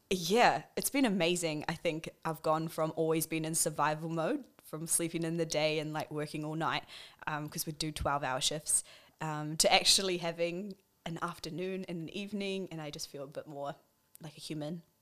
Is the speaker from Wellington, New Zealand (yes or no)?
yes; Wellington, New Zealand; now in Auckland, New Zealand; I grew up in Wellington. I'm a pastor's kid. I have grown up within the church and then moved up to Auckland